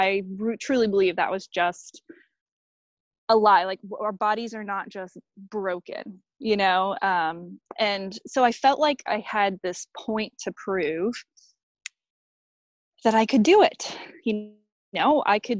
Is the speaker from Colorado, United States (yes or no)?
yes; Boulder, Colorado, United States; moved away as an adult; now in Victoria, Australia; my hometown of Boulder, Colorado